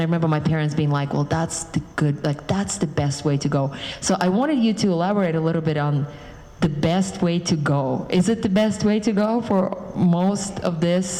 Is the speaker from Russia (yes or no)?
yes; Western Siberia, Russia; moved away; I'm from Siberia originally, and even though there is one Siberian story, yeah, in the appendix about a guy from Irkutsk who lived there for 25, it's like Eastern Siberia and I'm from Western Siberia